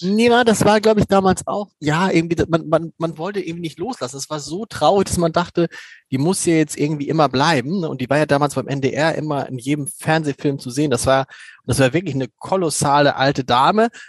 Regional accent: Hamburg, Germany; da geht einem natürlich als Hamburger das Herz auf

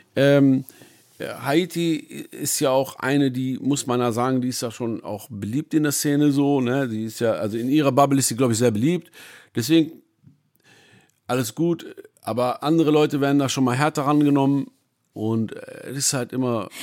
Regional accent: Essen, North Rhine-Westphalia, Germany; also born or lived in Iran / Düsseldorf; Ich liebe natürlich meine Heimat, Essen

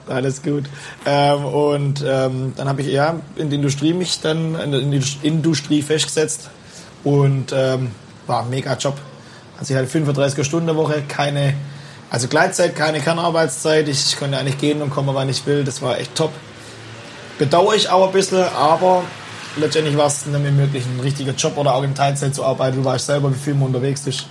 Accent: Bühlertann, Baden-Württemberg, Germany; born or raised there

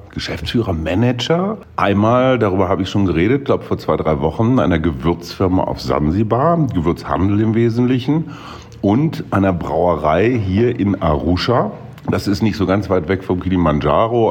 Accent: Germany; Bei uns in Deutschland

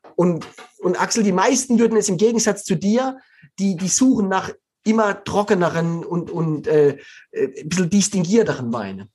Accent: Black Forest, Baden-Württemberg, Germany; moved away; Ich komme aus dem Schwarzwald, also ich bin da aufgewachsen

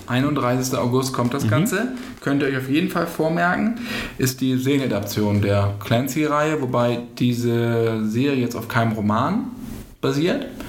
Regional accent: Bassum, Lower Saxony, Germany; bei mir in meiner Heimatstadt Bassum

